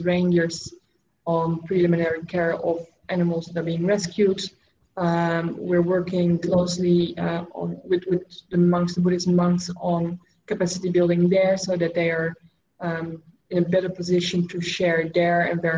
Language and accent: English; Netherlands; moved away as an adult; now in Cambodia; I grew up, you know, in Dutch culture. I learned to work in Dutch culture